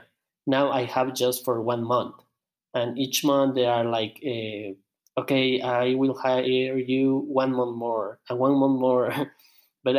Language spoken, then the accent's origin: English; Ecuador; English is a second language; I'm from Ecuador. I'm 31 years old.